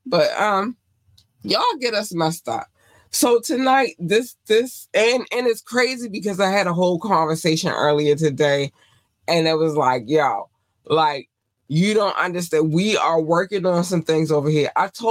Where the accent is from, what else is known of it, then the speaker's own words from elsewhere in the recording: North Carolina, United States; born there; Baby, I was born in North Carolina. It's a lot more to that story, but I'm not going to get into it tonight. But yeah, I was born in North Carolina.